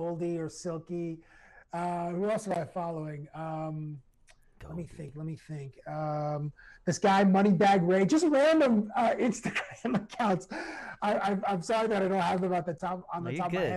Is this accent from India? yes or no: no; Toronto, Ontario, Canada; I'm from Toronto